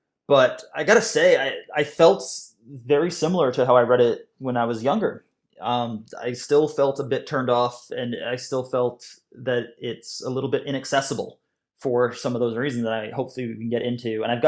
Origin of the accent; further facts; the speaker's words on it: Canada; also born or lived in United Kingdom; now in Scotland, United Kingdom; I'm a Canadian and British cartoonist currently living in Scotland.